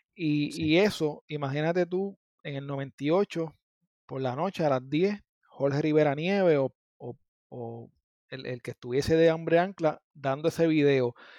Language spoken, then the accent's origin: Spanish; Gurabo, Puerto Rico; also born or lived in Las Piedras, Puerto Rico; yo soy de Gurabo, pero en mi área yo digo San Lorenzo, Gurabo, Cagua, eh, Las Piedras